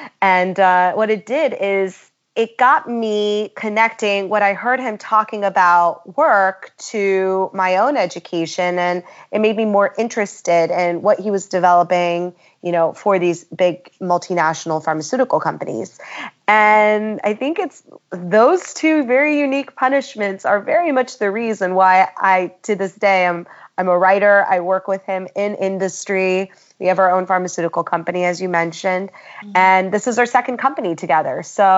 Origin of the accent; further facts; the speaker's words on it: Philadelphia, Pennsylvania, United States; also born or lived in Syracuse, New York / Ohio / Colorado / England; I was born in Syracuse, New York, mostly raised outside of Philadelphia, and we kept boomeranging back to Philadelphia, but also lived in Ohio and Colorado and England and Seattle and North Carolina.